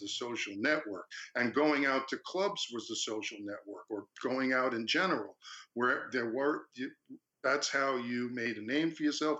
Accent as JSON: {"language": "English", "town": "Long Beach", "country": "United States", "tie": "born or raised there", "also_born_or_lived": "Fredonia", "said": "I went back to Long Beach, my hometown"}